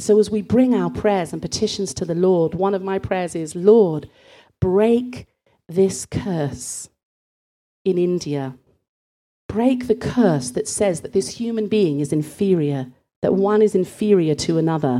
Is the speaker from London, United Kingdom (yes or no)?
no; Bristol, South West England, United Kingdom; growing up in Bristol